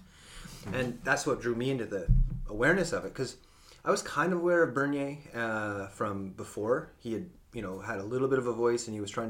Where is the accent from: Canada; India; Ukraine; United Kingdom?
Canada; Cowichan Valley, British Columbia; I grew up here in the Cowichan Valley